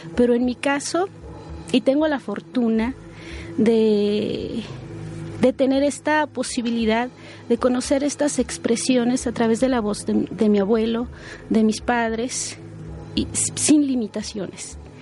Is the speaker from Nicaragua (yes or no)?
no; San Juan Chamula, Chiapas, Mexico; first language Spanish; also born or lived in Sinaloa; soy originaria de San Juan Chamula, Chiapas